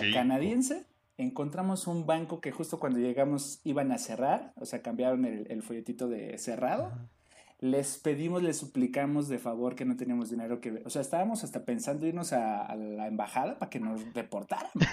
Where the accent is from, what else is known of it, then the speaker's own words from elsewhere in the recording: Mexico; somos mexicanos